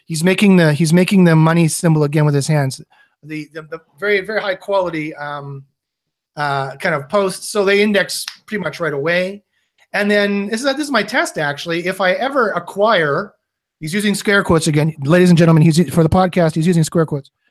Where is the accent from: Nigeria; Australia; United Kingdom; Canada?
Canada; we're both Canadian